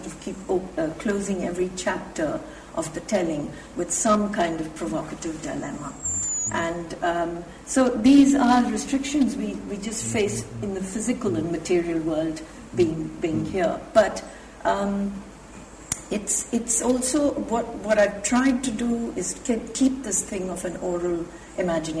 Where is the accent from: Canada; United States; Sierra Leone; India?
India; now in England; as an Indian